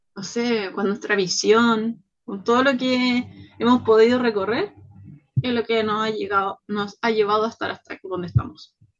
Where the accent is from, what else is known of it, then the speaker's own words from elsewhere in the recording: Chile; soy mujer chilena, latina